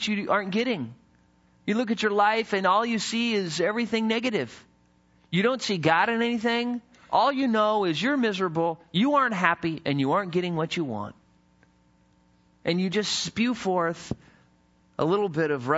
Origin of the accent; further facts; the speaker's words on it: the mountains of Idaho, United States; When I was in high school, I grew up in the mountains of Idaho. And what was interesting as I was growing up in Idaho is, you know, I came from the city